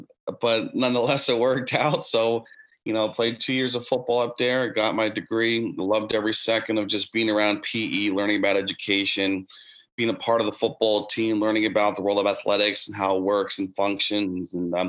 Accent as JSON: {"language": "English", "town": "Kingston", "region": "New York", "country": "United States", "tie": "born or raised there", "said": "just growing up in Kingston and going to Kingston High School and playing football there"}